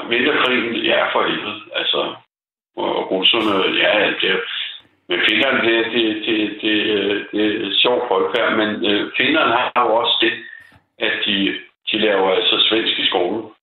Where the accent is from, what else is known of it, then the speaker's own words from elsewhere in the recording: Copenhagen, Capital Region of Denmark, Denmark; Jeg siger det som dansker for helvede og københavner.